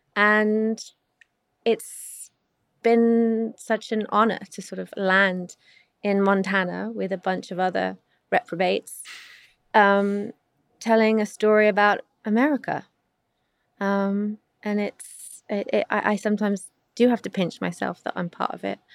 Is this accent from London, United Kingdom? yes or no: yes; London, United Kingdom; I'm not American, so I grew up in South London, England.